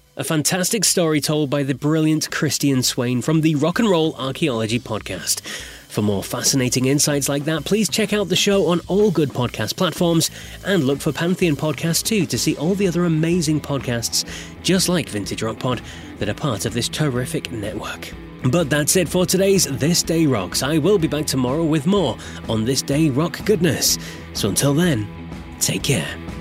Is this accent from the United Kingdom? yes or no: yes; United Kingdom; I'm British